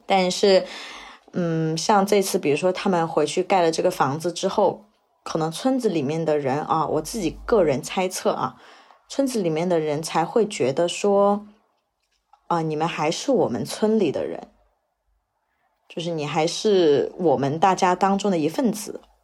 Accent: Heyuan, Guangdong, China; moved away; also born or lived in Beijing / Shanghai; 是一名在北京和上海工作的广东人，然后我的老家是在广东粤北的一个十八线城市，叫做河源，一个著名的温泉之乡

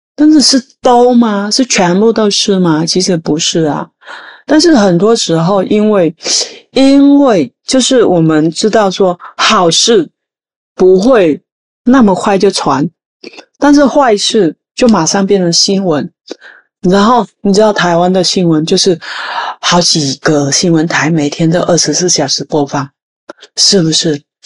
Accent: Vietnam; Chinese is a second language; moved away as an adult; now in Tainan, Taiwan; 我来自越南二十一年前，就是在二零零二年，我第一次踏入台湾的这块宝岛。那当时来台湾来工作，就是台湾人所谓的外劳

